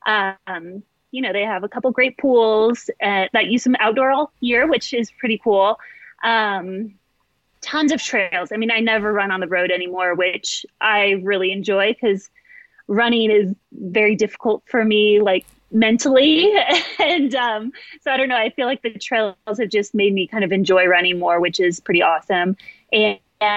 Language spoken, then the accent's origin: English; California, United States; moved away as an adult; also born or lived in Nebraska / Texas; now in Park City, United States; I grew up in California and then went to school in Nebraska